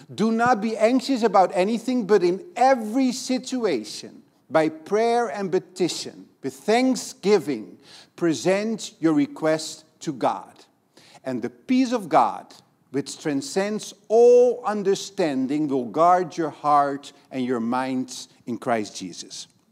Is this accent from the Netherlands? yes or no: yes; Netherlands; now in Brazil; I'm from Holland